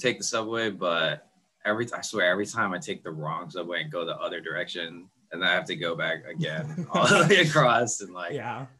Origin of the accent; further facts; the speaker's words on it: Bay Area, California, United States; I'm from the Bay Area.